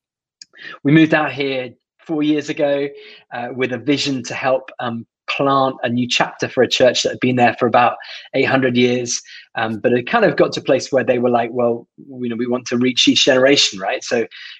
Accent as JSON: {"language": "English", "country": "United Kingdom", "said": "as a British person"}